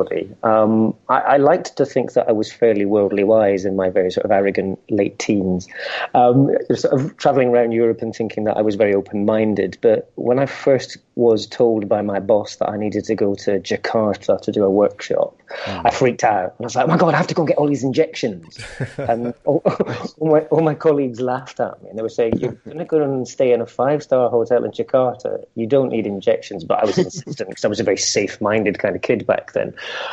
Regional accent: Edinburgh, Scotland, United Kingdom; moved away as an adult; also born or lived in London; So I was born in Edinburgh in Scotland. Suddenly the accent will come through when I start talking about Scotland. I spent my first 18 years in Edinburgh

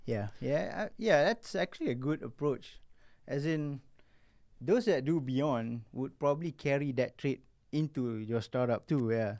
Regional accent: Malaysia; being a Malaysian

